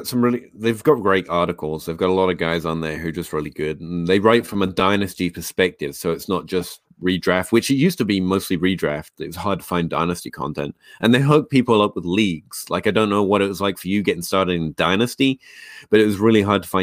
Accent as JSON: {"language": "English", "region": "England", "country": "United Kingdom", "moved": "yes", "said": "I came over from England. I didn't know anyone. And I was just looking to reach out."}